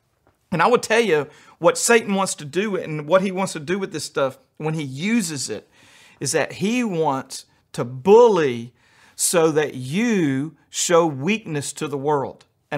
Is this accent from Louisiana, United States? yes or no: yes; Louisiana, United States; also born or lived in New York City / Albuquerque; I grew up in Louisiana, and then I lived in New York City, and then I went to Albuquerque in the Southwest, and then I've been hanging out with rednecks for about 10 years.